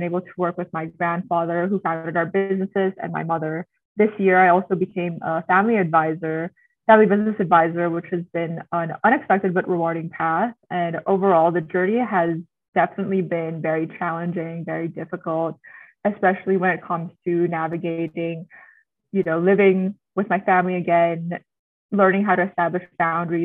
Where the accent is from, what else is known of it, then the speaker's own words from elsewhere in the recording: Manila, Metro Manila, Philippines; also born or lived in United States; I was born and raised in Manila to a Filipino-Chinese family